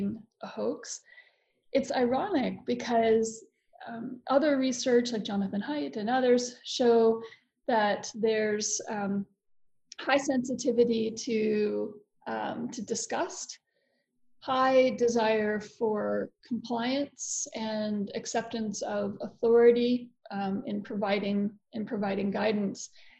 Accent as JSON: {"language": "English", "region": "Florida", "country": "United States", "said": "I'm also American and I'm from Florida"}